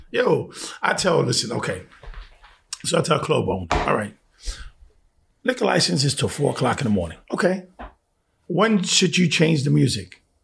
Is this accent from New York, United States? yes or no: yes; Bronx, New York, United States; You know, listen. I'm from the Bronx. I'm Puerto Rican.